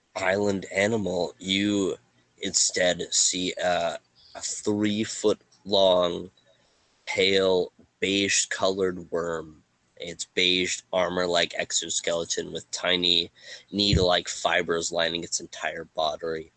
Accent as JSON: {"language": "English", "country": "Canada", "said": "we're Canadian"}